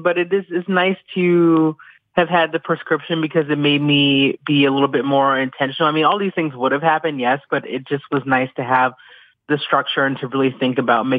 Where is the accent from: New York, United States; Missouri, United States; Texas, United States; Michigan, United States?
New York, United States; Buffalo; The bartender where I was from Buffalo. And I mentioned that I was moving there. And then he was like, oh, this lady across the other side of the bar, like, she's from Buffalo too.